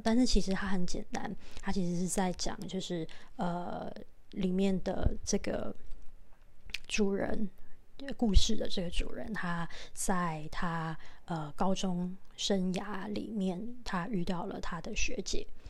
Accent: Taiwan; 那是我们台湾人共同的一个， 呃， 大型灾难的回忆

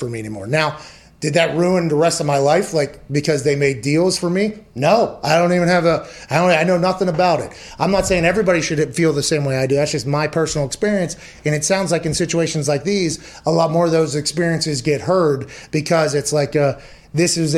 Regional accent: Pittsburgh, Pennsylvania, United States; I come from Pittsburgh

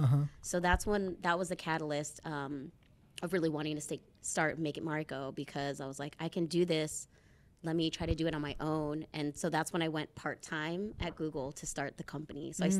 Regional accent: Philippines; More people need to know that this exists so that they can feel that pride in being Filipino too.

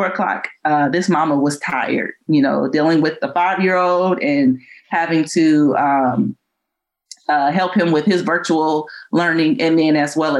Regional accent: San Antonio, Texas, United States; moved away; being there in San Antonio, and I'm from San Antonio. So it was great to be home coaching

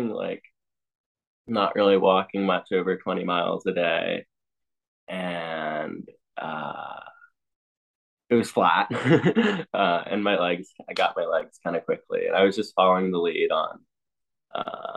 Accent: Ithaca, New York, United States; I grew up in Ithaca with parents that were runners

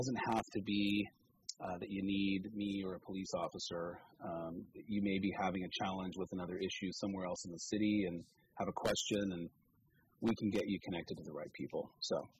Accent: Petaluma, California, United States; now in Cotati, United States; I was born and raised over on Caulfield

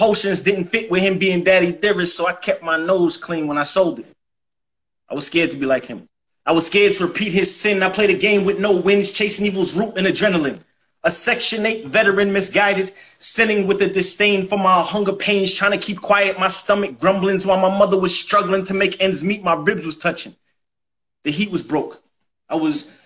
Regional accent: Mount Vernon, New York, United States; also born or lived in New Jersey; now in Atlanta, United States; I'm from New York, from Mount Vernon, New York. Money earning Mount Vernon. But Atlanta is home, and I touched down here seven years ago

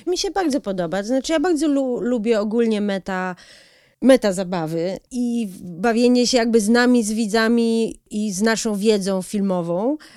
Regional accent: United States; now in Poland; ja się w, w, wychowałam, du, lwią część mojego dzieciństwa spędziłam w Stanach

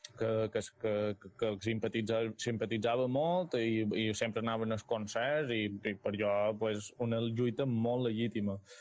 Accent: Mallorca, Balearic Islands, Spain; som mallorquí

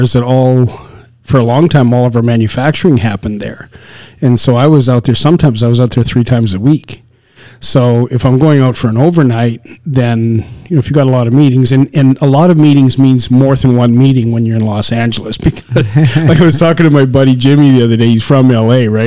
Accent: Canadian Prairies, Canada; moved away as an adult; also born or lived in the desert (US Southwest); You and I were raised in the on the Canadian prairie 40 below winters

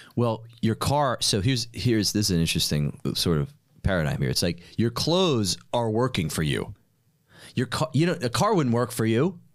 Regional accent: New York City, New York, United States; I'm from New York. Nobody has a freaking car

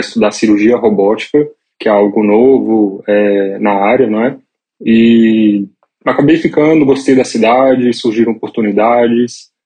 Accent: Brasília, Federal District, Brazil; moved away as an adult; now in São Paulo, Brazil; nasci em Brasília. É, hoje moro em São Paulo, mas tem três anos só. Esse tempo todo eu vivi em Brasília

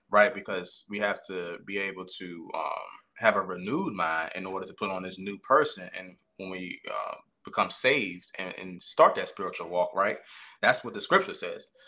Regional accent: Caroline County, Virginia, United States; I currently reside in Caroline County, Virginia, um, and that's where I was born and bred

